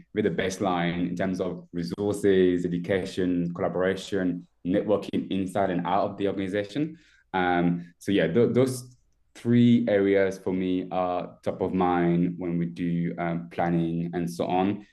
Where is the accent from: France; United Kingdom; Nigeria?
France; moved away as an adult; I was born and raised in France. I moved here um, 12 years ago. So I was pretty much 18 on my own as a au pair